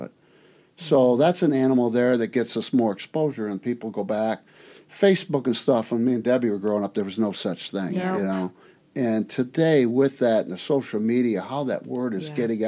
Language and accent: English; Whiteford Township, Michigan, United States; I grew up in Whiteford Township, a little area, and the neighbors had horses and donkeys